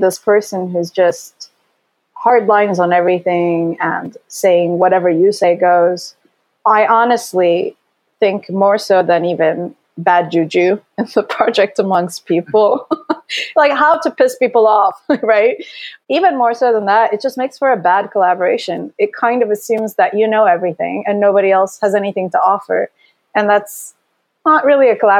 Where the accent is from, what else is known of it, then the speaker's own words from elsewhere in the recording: Istanbul, Turkey; moved away as an adult; now in Los Angeles, United States; I grew up in Istanbul, then I moved to a different city in high school, and I lived alone